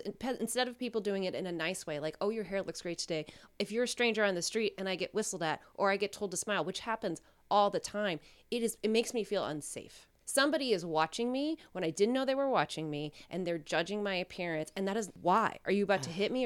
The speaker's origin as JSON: {"language": "English", "town": "Reno", "region": "Nevada", "country": "United States", "said": "I'm from Reno."}